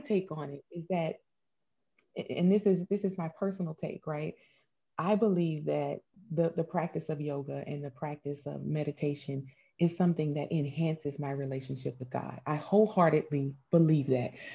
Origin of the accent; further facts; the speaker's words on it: Hammond, Louisiana, United States; moved away as an adult; also born or lived in Boulder, Colorado; I moved away from a small town in Louisiana. I'm from Hammond, Louisiana